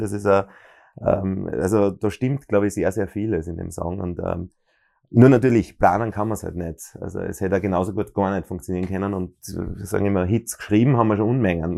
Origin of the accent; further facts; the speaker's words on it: Bruck an der Mur, Styria, Austria; now in Graz, Austria; ich bin in Bruck an der Mur geboren